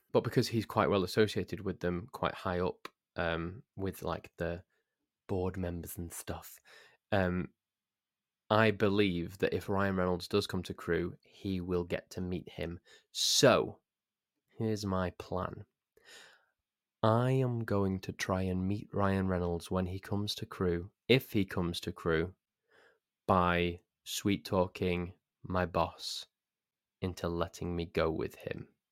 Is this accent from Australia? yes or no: no; Crewe, North West England, United Kingdom; I'm from Crewe, and our local football team is called Crewe Alexandra. And when I was eleven years old, I was made a ball boy at Crewe Alexandra